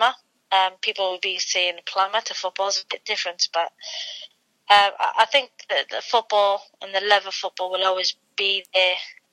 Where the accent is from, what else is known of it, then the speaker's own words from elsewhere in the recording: Wales, United Kingdom; I am Welsh and I want to speak Welsh